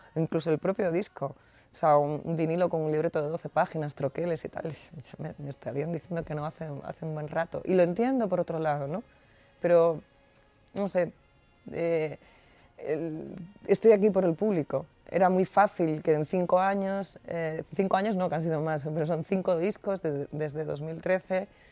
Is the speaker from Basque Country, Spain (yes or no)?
no; Andalusia, Spain; ese brío que, que, es también muy característico de mi tierra, ¿no? De gente que canta copla, de gente que canta el rock andaluz